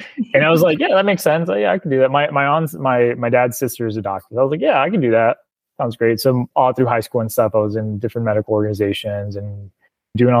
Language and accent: English; Placetas, Villa Clara, Cuba; also born or lived in Miami, Florida, United States; now in United States; I was born in Placetas, Villa Clara, Cuba, which is, it's like the central province of the island